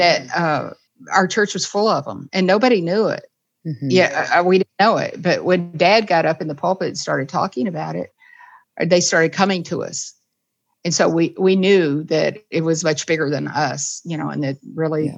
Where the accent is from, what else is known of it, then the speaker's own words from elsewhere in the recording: the South, United States; I was raised in the South